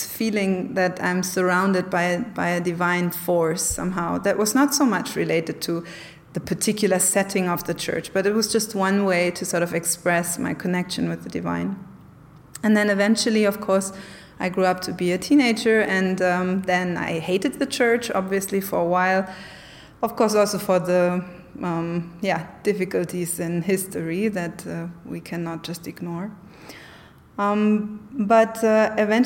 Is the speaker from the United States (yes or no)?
no; Germany; I grew up in communist Germany for the first part of my childhood.